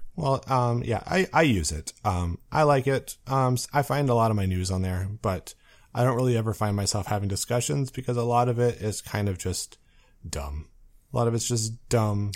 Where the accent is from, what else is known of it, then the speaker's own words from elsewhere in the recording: Muskegon, Michigan, United States; I grew up in Muskegon, Michigan